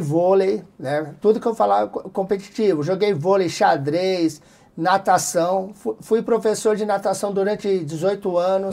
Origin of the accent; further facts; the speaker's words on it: Capão Redondo, São Paulo, Brazil; saí do Capão Redondo, quando eu vi eu estava lá em Fort Lauderdale.